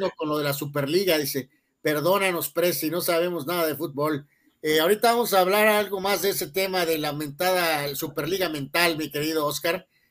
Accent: Guadalajara, Jalisco, Mexico; moved away; nosotros somos de Guadalajara

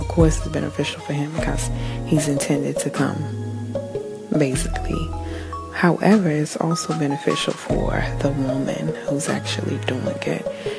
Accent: New Zealand; and I am Kiwi.

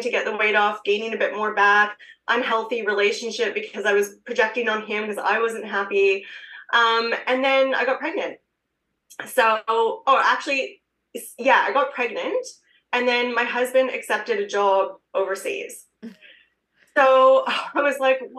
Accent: Vancouver, British Columbia, Canada; moved away as an adult; now in Brisbane, Australia; I'm originally from Vancouver, Canada. Living in Brisbane, I've been here for 11 years.

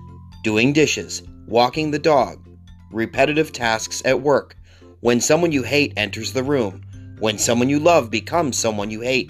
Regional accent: Fredericton, New Brunswick, Canada; born there; I was born in Fredericton, 1976.

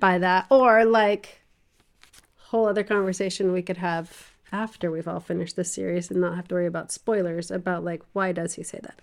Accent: the South, United States; I grew up in the South

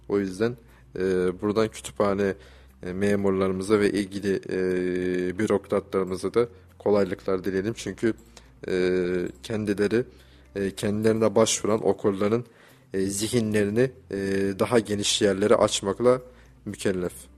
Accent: Kayseri, Kayseri Province, Turkey; bizim şehrimizin, Kayserimizin

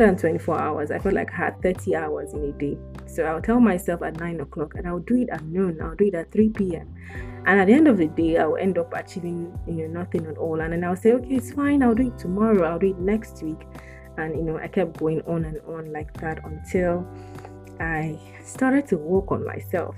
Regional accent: South West Nigeria, Nigeria; I am from West Africa, Nigeria to be precise, and I am from the southwestern part of Nigeria.

